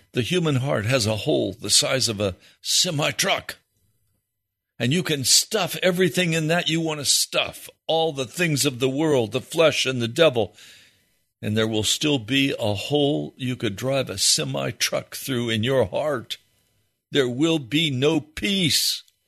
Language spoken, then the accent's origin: English; Denver, Colorado, United States; moved away; I was born in Denver, Colorado